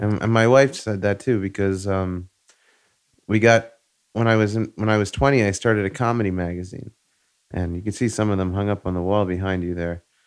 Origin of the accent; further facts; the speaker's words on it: Long Island, New York, United States; also born or lived in Queens; I moved from Queens to Long Island